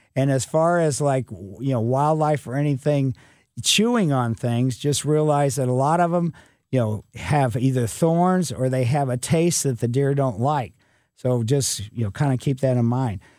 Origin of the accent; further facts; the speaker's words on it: Ellisville, Missouri, United States; growing up in Ellisville as a kid in the mid '50s and early '60s